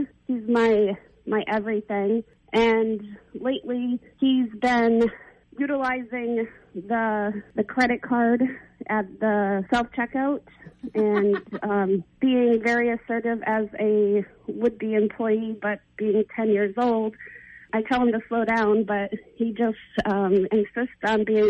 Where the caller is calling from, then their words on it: New Gloucester, Maine, United States; New Gloucester.